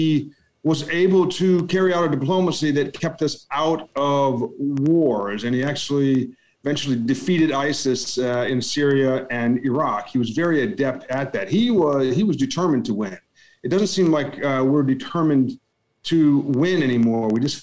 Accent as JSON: {"language": "English", "town": "Washington", "region": "District of Columbia", "country": "United States", "said": "I'm from the Washington, D.C. area"}